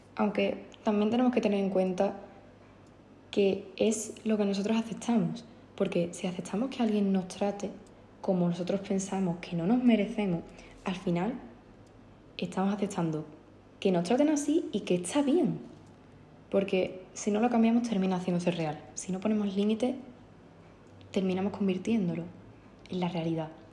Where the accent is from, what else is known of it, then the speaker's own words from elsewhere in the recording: Andalusia, Spain; soy andaluza